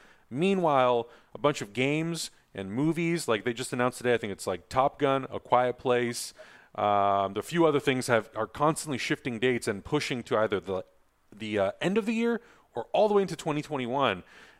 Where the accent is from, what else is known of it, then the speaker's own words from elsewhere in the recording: San Diego, California, United States; I'm from San Diego.